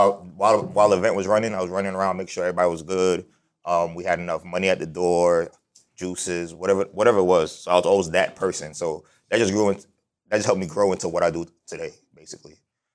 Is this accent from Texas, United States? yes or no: no; New York City, New York, United States; So I grew up in Brooklyn, New York.